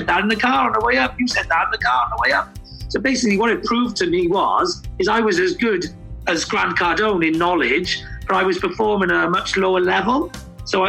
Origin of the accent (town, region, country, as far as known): Wales, United Kingdom